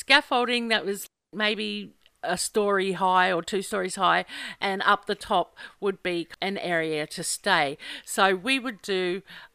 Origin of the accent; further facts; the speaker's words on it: Glenmore, Queensland, Australia; we're from Glenmore High